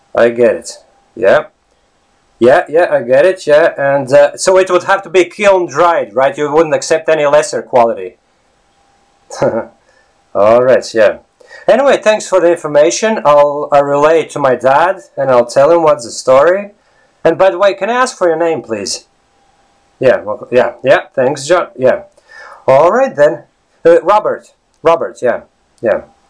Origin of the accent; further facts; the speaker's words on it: Latvia; English is a second language; now in Ireland; I come from Latvia